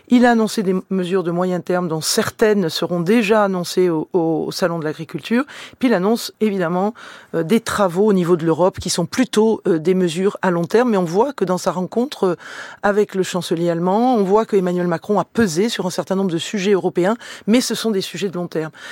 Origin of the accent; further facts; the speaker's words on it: Carcassonne, Occitania, France; moved away; also born or lived in Toulouse / Saint-Orens-de-Gameville; Je suis une enfant de l'Aude. Je suis née à Carcassonne, un territoire éminemment rural